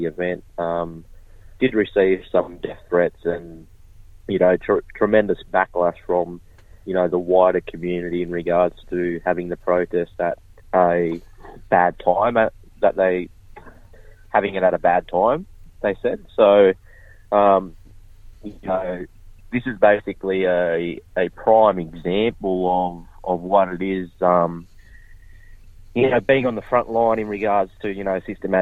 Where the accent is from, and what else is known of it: Kempsey, New South Wales, Australia; born or raised there